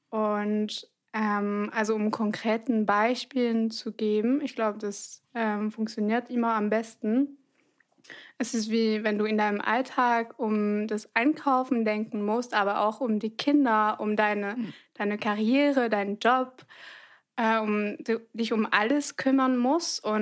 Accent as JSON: {"language": "German", "country": "France", "second_language": "German", "said": "als Französin"}